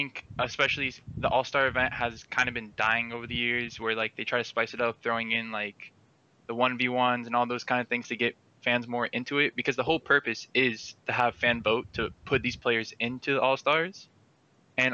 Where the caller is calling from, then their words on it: Miami, Florida, United States; Miami, Florida.